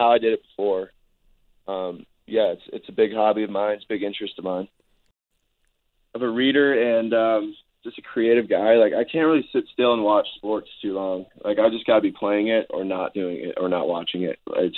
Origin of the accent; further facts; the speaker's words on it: Canada; also born or lived in Minnesota / California; I'm a Canadian, Minnesotan, Californian.